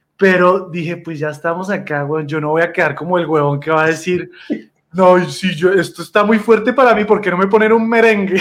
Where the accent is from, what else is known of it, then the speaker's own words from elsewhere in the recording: Colombia; usted es colombiano. Y yo sí